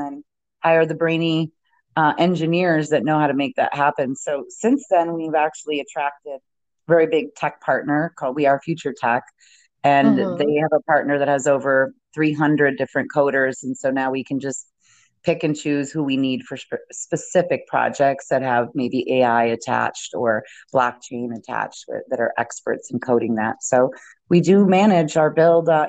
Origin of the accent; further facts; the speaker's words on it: Midwest, United States; I grew up in the Midwest and in a very, religious home